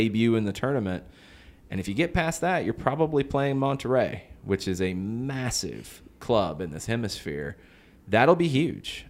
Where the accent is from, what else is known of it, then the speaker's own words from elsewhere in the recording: Atlanta, Georgia, United States; we're from Atlanta